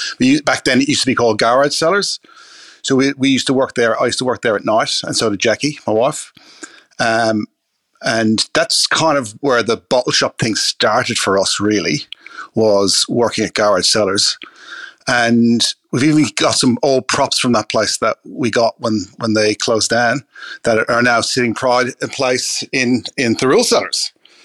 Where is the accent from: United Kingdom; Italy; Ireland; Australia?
Ireland; Well, I grew up in Ireland, and my first memory of wine was sitting around the table with family